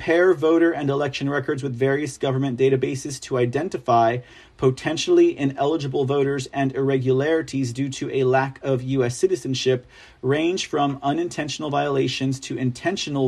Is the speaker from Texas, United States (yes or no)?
yes; Texas, United States; I'm from Texas